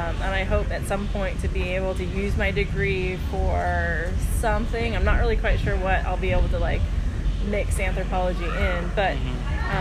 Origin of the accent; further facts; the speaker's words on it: San Diego, California, United States; growing up in San Diego